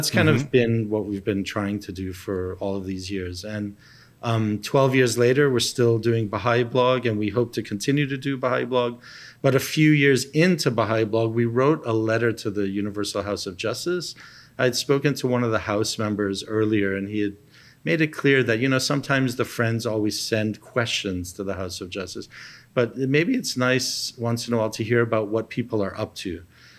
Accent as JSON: {"language": "English", "country": "Papua New Guinea", "tie": "born or raised there", "said": "I grew up with him in Papua New Guinea."}